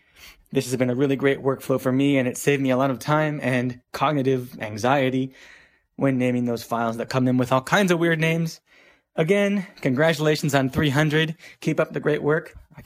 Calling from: Washington, District of Columbia, United States; calling in from the DC area.

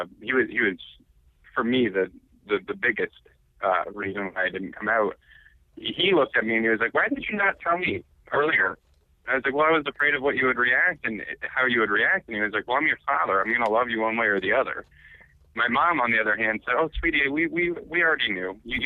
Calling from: Quincy, United States

